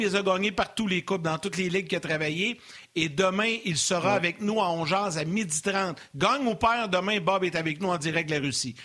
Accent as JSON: {"language": "French", "town": "Sorel-Tracy", "region": "Quebec", "country": "Canada", "accent": "Sorel accent", "said": "c'est mon accent de Sorel"}